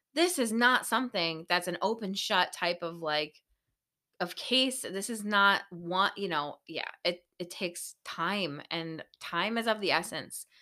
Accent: Buffalo, New York, United States; we're from Buffalo, New York

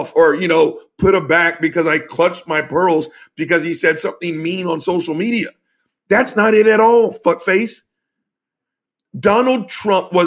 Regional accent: the South, United States; I'm from the South

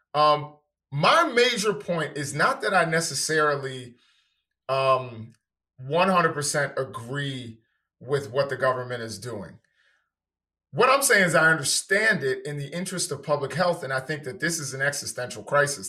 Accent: New York City, New York, United States; moved away; also born or lived in Washington, D.C.; I'm originally from New York City.

